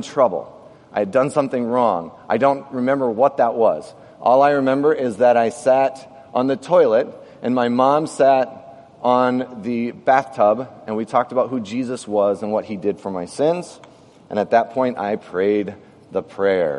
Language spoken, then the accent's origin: English; Orange City, Iowa, United States; I grew up in Orange City, Iowa, a farming community, a very Dutch community.